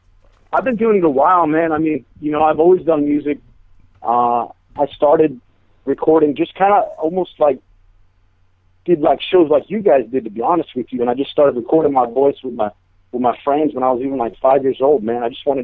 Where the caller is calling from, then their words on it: San Jose, California, United States; San Jose. San Jose, California, man.